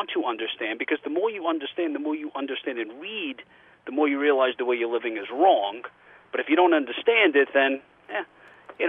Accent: New York City, New York, United States; I grew up in Bensonhurst, Brooklyn

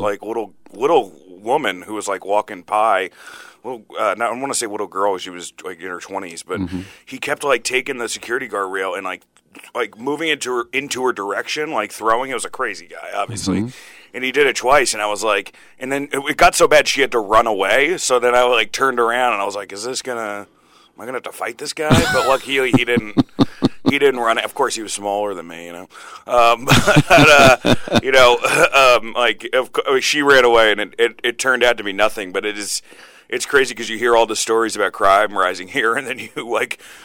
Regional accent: New Jersey, United States; moved away; also born or lived in Indiana; I grew up in New Jersey

